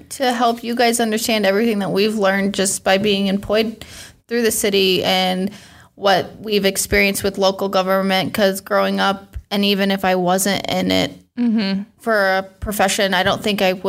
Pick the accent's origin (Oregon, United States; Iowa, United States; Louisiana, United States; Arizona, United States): Iowa, United States; central; moved away as an adult; also born or lived in Des Moines, Iowa; now in Quad Cities, United States; I grew up in a small town in central Iowa and lived in Des Moines all through college and after. And about 2.5-3 years ago, I moved here to the Quad Cities, and I've been here since.